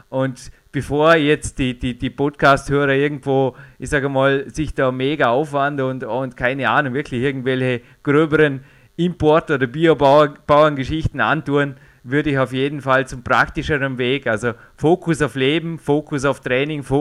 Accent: Austria; Also bei uns in Österreich gibt es einfach auch äh, sehr, sehr gute Milchprodukte

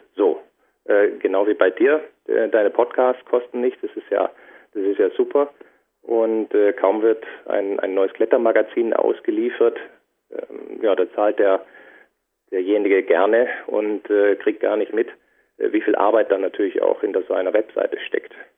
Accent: Düsseldorf, North Rhine-Westphalia, Germany; now in Franconia, Germany; ich bin gebürtiger Düsseldorfer, dann eben nach Franken gezogen, in die Fränkische

